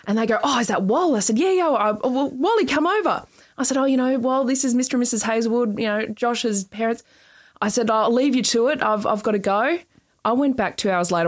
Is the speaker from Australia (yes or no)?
yes; Queensland, Australia; I was born in Queensland, so I do remember sitting down um, in '88. We had Expo '88 oh, in Brisbane